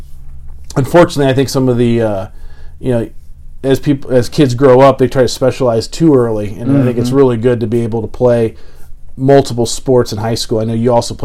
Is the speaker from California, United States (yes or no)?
yes; California, United States; moved away; Growing up in California